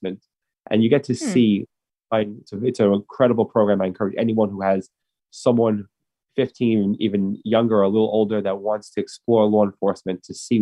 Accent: New York City, New York, United States; I grew up in Brooklyn, in Manhattan Beach

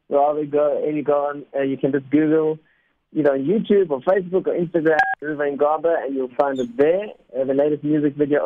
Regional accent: South Africa; first language Spanish; English is a second language; My parents are Argentinian. I actually learned Spanish before English, even though I was born in South Africa

